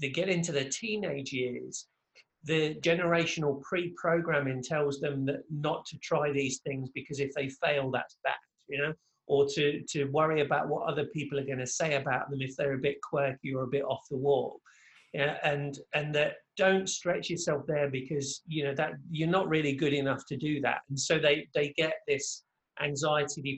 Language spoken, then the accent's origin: English; England, United Kingdom; moved away as an adult; now in Orlando, United States; I'm originally from England, but now reside just outside of Orlando, Florida